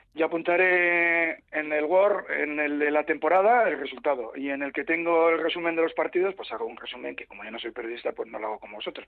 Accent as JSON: {"language": "Spanish", "town": "Bilbao", "region": "Basque Country", "country": "Spain", "said": "yo soy de Bilbao"}